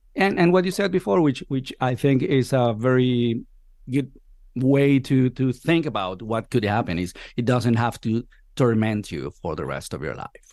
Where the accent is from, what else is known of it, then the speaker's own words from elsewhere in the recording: Venezuela; moved away as an adult; now in Spain; I've been living here for the last, what, fourteen years. I'm originally from Venezuela.